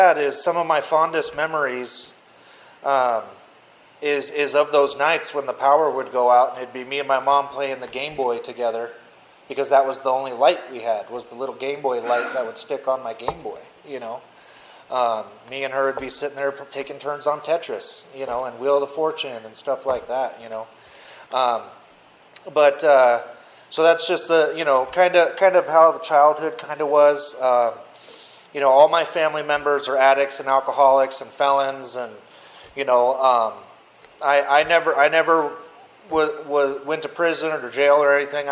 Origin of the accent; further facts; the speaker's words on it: Mesa, Arizona, United States; I grew up in East Mesa, Lindsay and McKellop. So I'm born and raised here in Arizona